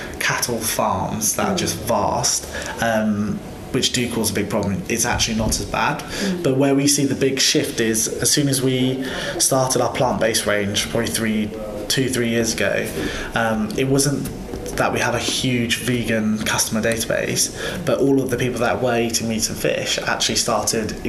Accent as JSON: {"language": "English", "area": "Devon", "region": "South West England", "country": "United Kingdom", "said": "we're all from Devon."}